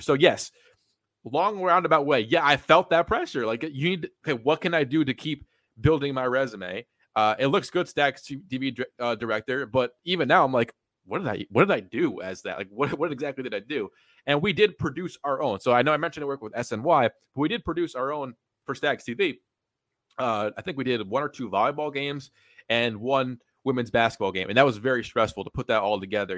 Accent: East Greenbush, New York, United States; East Greenbush, New York, ten minutes from Albany, uh, Columbia High School, uh, grew up there, born and raised

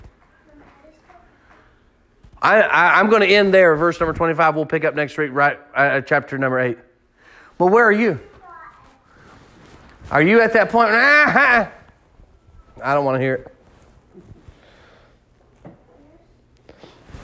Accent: Kansas, United States; I grew up in Kansas

